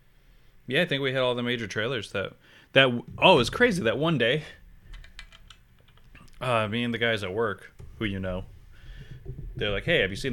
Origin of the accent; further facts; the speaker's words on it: Pittsfield, Massachusetts, United States; Yeah, she went to Pittsfield High with us. She was 30, I was 15.